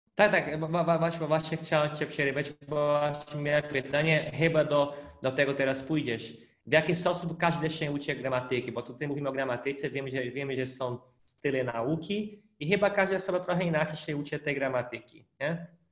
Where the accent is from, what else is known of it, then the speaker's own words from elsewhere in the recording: Brazil; Polish is a second language; moved away; pochodzę z Brazylii